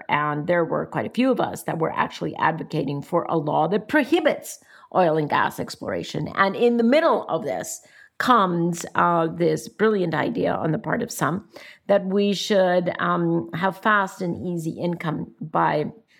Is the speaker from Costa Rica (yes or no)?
yes; Costa Rica; I would keep a very, very low profile in my home country